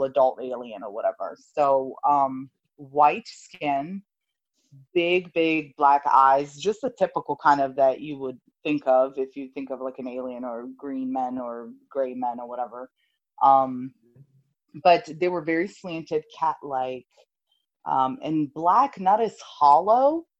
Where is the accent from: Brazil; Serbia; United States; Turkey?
Serbia; moved away; I was 7 years old, and I grew up in Europe. My mother's Italian, my father's Serbian. And at this time, we were living in Serbia